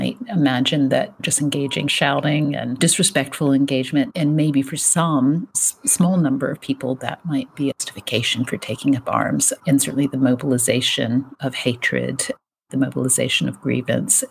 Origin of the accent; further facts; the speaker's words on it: rural Virginia, United States; moved away as an adult; also born or lived in Richmond, Virginia / East London, United Kingdom; now in Virginia, United States; I'm from the States. I'm from rural Virginia.